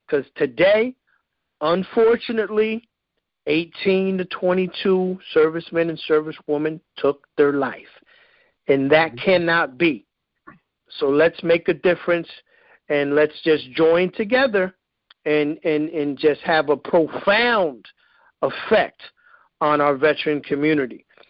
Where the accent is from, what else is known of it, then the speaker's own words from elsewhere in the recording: New York, United States; I'm from New York